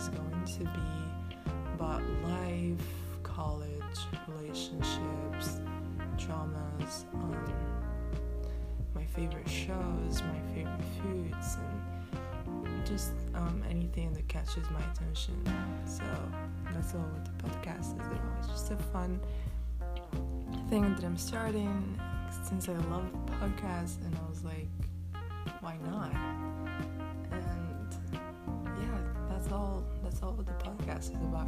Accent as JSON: {"language": "English", "country": "Morocco", "said": "I am from Morocco"}